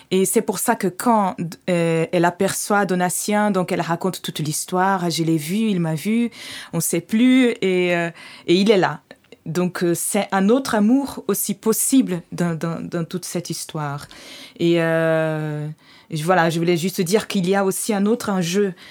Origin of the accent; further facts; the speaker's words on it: Brazil; French is a second language; Pardon, je suis brésilienne, des fois je, parle n'importe comment.